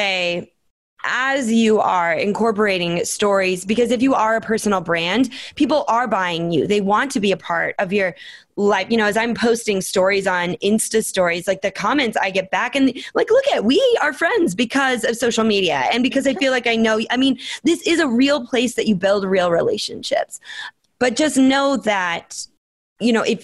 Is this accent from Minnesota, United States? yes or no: yes; Minnesota, United States; moved away; also born or lived in Phoenix, Arizona; I grew up in Minnesota